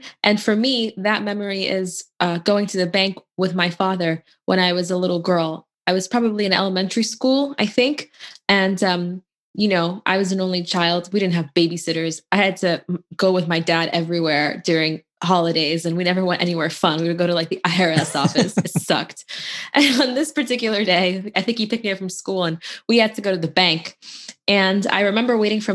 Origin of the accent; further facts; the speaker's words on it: Louisville, Kentucky, United States; I grew up in Louisville, Kentucky, which is a really nice town